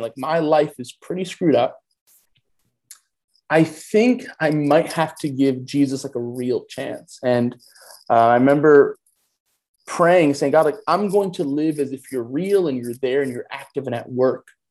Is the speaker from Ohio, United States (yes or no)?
no; New York City, New York, United States; I'm a New York native. I grew up in Queens, New York. I currently reside in Queens